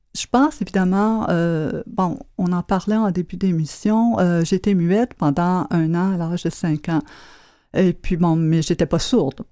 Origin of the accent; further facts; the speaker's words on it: Quebec, Canada; j'étais du Québec